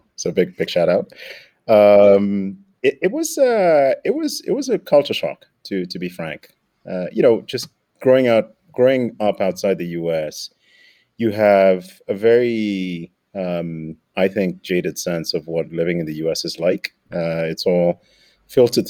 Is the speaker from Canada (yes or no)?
no; Nairobi, Kenya; moved away as an adult; I grew up in Nairobi, Kenya. Spent all of my primary high schooling in Nairobi